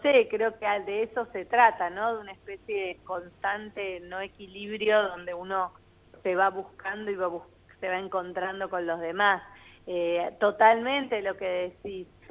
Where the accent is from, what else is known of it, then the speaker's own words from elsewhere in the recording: Argentina; yo, que soy argentina